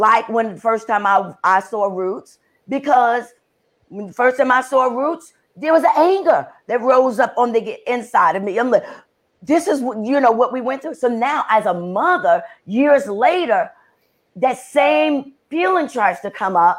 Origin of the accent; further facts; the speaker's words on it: New York City, New York, United States; being born and raised in the Bronx, in New York